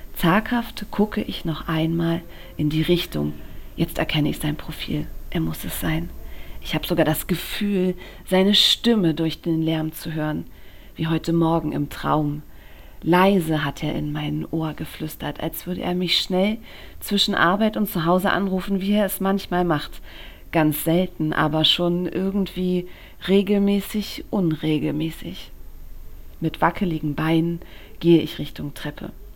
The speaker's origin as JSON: {"language": "German", "region": "Berlin", "country": "Germany", "tie": "born or raised there", "said": "ich bin in Berlin geboren"}